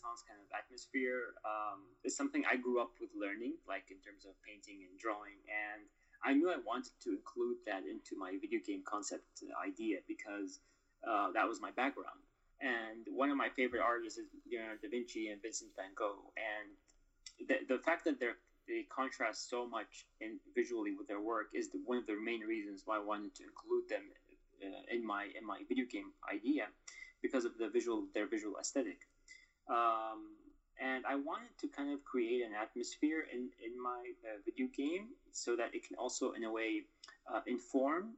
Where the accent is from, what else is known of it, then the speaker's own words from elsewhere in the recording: Doha, Qatar; moved away as an adult; also born or lived in Mosul, Iraq; We went to live in Qatar, in Doha, Qatar. And so I stayed there basically all my life. I grew up there